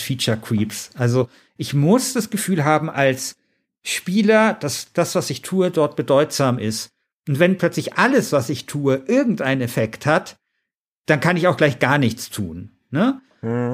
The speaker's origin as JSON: {"language": "German", "town": "Munich", "region": "Bavaria", "country": "Germany", "said": "ich komme aus München Mosach, da ist niemand reich"}